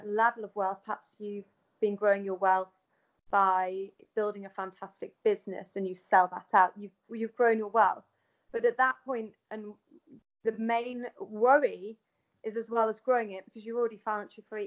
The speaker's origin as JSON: {"language": "English", "town": "Manchester", "region": "North West England", "country": "United Kingdom", "tie": "born or raised there", "also_born_or_lived": "London", "moved": "as an adult", "said": "I then decided to move back to my hometown of Manchester"}